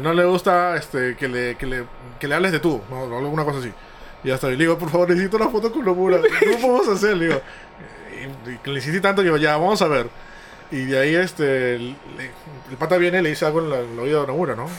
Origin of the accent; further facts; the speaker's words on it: Peru; yo soy de Perú